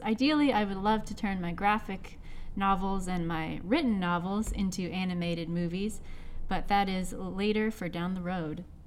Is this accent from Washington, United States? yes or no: yes; Seattle, Washington, United States; I am born and raised in Seattle, Washington, under the clouds.